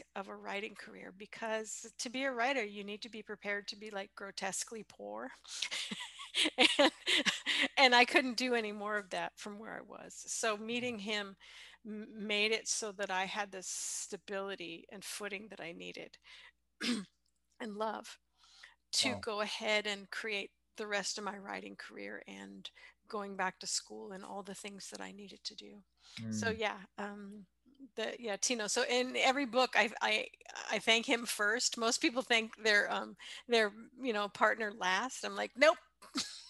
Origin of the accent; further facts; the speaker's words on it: San Francisco Bay Area, California, United States; also born or lived in Sonora; I grew up in the San Francisco Bay Area